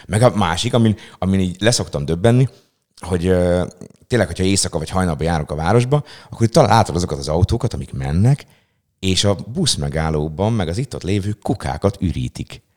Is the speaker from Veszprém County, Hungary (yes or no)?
no; Szeged, Csongrád-Csanád, Hungary; Én mondjuk például pont egy olyan lakótelepi részen nőttem fel gyerekkoromban